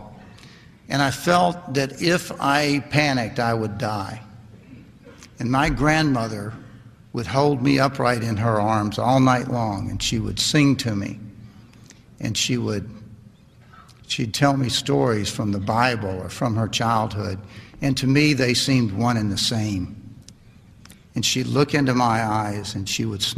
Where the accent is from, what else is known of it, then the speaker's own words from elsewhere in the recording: Lynchburg, Virginia, United States; moved away; also born or lived in Tennessee; I grew up right down the road from here in Lynchburg, Virginia